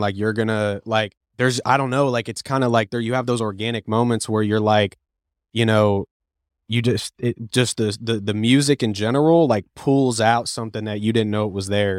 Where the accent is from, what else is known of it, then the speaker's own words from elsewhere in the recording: Cape Coral, Florida, United States; also born or lived in Lakeland, Florida; I was born and raised in Cape Coral, Florida, and then I moved to Lakeland in two thousand twelve